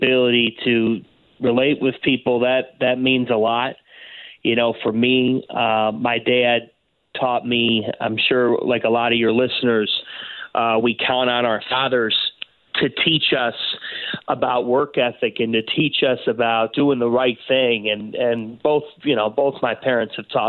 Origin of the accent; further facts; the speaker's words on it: Cleveland, Ohio, United States; I grew up in Cleveland, and you grow up living, breathing, dying Cleveland sports there